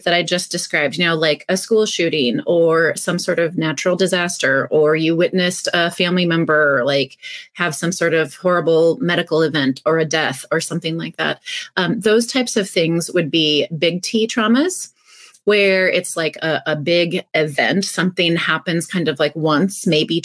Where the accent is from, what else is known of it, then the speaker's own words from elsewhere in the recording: North Central Iowa, United States; now in Minnesota, United States; I grew up in North Central Iowa